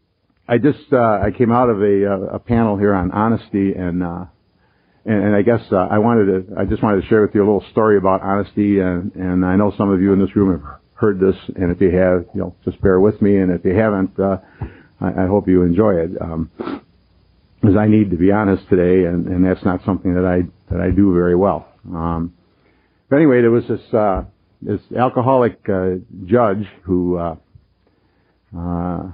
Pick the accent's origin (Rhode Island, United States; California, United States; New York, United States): New York, United States; Rochester; I'm from Rochester, born, bred there, I'll probably die there